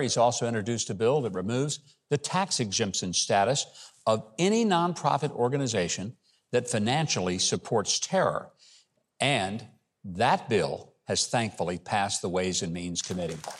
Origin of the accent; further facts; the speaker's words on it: Arkansas, United States; I'm from Arkansas.